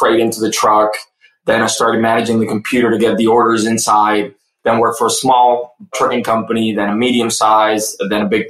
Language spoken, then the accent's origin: English; Cartagena, Bolívar, Colombia; moved away as an adult; also born or lived in Germany; now in Fort Lauderdale, United States; I grew up in Cartagena, Colombia, South America.